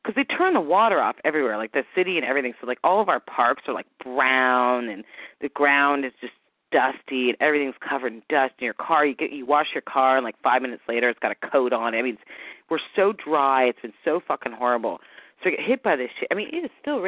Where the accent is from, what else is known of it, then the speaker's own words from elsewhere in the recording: San Diego, California, United States; I'm from San Diego